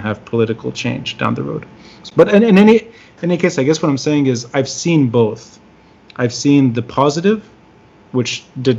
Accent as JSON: {"language": "English", "town": "Tripoli", "region": "North Governorate", "country": "Lebanon", "moved": "yes", "lives_now": "New York, United States", "said": "somebody who's originally from Tripoli"}